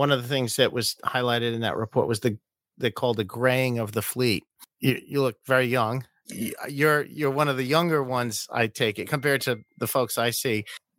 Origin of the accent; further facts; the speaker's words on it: Rhode Island, United States; I'm from Rhode Island.